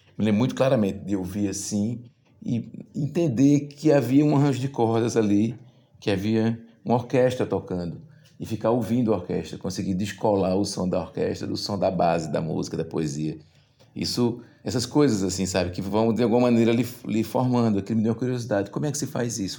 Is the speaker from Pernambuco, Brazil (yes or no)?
yes; Goiana, Pernambuco, Brazil; now in Recife, Brazil; nasci em Goiânia em 1977 e passei boa parte da minha vida aí na rua Cordeiro de Farias